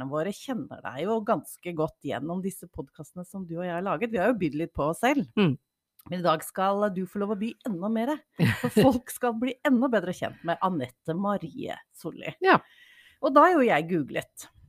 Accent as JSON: {"language": "Norwegian", "area": "Romerike", "region": "Akershus", "country": "Norway", "said": "jeg som også kommer fra Romerike."}